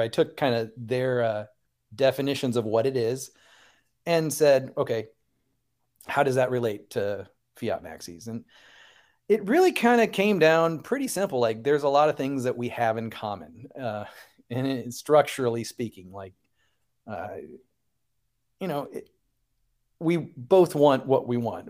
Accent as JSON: {"language": "English", "region": "Central Illinois", "country": "United States", "said": "I'm from Central Illinois"}